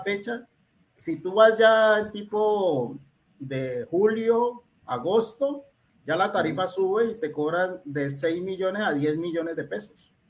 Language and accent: Spanish; Cali, Valle del Cauca, Colombia; also born or lived in Buenaventura; yo pues nací aquí en Cali, mm, viví un tiempo en Buenaventura